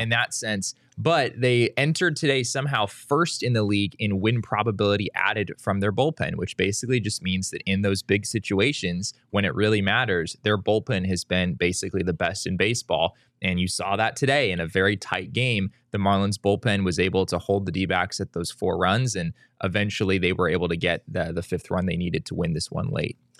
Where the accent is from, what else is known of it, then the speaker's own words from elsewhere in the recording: Arizona, United States; I grew up in Arizona